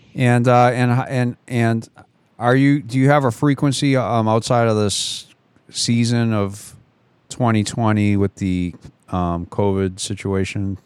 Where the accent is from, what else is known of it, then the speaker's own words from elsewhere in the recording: United States; I'm an American